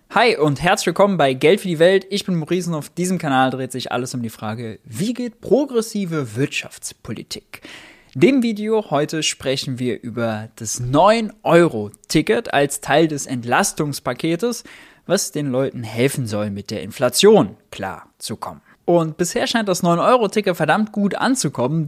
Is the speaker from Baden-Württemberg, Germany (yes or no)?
no; Mönchengladbach, North Rhine-Westphalia, Germany; ich komme aus München-Gladbach.